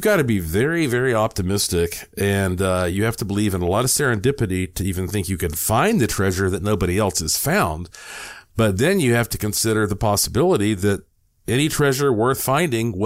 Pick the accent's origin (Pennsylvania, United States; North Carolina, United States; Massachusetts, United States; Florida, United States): North Carolina, United States; I was born and raised in North Carolina